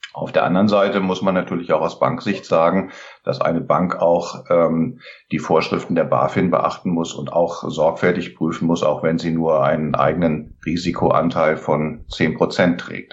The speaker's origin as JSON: {"language": "German", "region": "Lower Saxony", "country": "Germany", "tie": "born or raised there", "moved": "yes", "lives_now": "Oberursel, Germany", "said": "bin gebürtiger Niedersachse"}